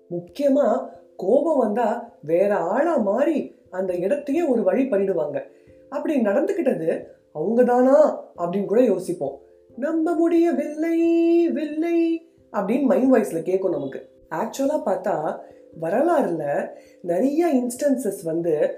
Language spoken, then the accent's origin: Tamil; Madurai, Tamil Nadu, India; நானும் மதுரக்காரன் தான்